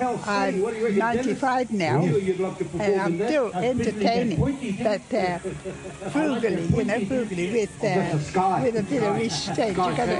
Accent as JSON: {"language": "English", "region": "Hawke's Bay", "country": "New Zealand", "tie": "born or raised there", "also_born_or_lived": "Tainui (Waikato)", "said": "I'm a Tainui girl. It would be true to say, yes, I've been in Kahununu since I was 9 months old. My mother, we come from Tainui, eh?"}